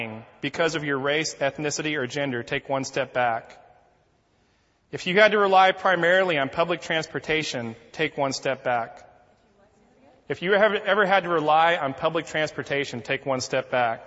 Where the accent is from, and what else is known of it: United States